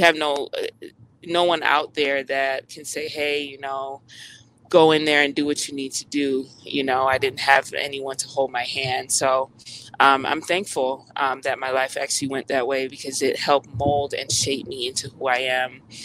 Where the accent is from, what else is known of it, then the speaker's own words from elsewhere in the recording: United States; I'm Jamaican American, by the way. So I was always teased in school, you know, because I wasn't like the other Black American kids.